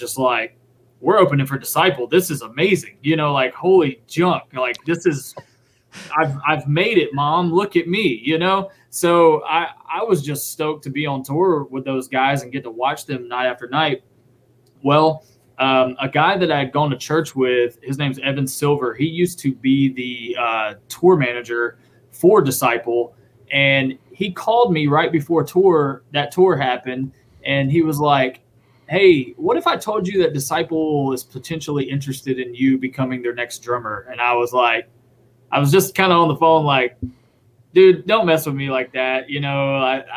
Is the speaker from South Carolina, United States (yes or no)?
yes; Spartanburg, South Carolina, United States; also born or lived in Hilton Head Island, South Carolina / Beaufort, South Carolina / Nashville, Tennessee; my dad's job moved us to the upstate of South Carolina in Spartanburg, where I lived most of my life